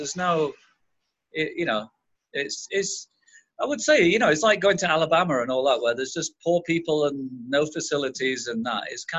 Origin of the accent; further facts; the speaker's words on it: England, United Kingdom; I say I'm English. I'm from England.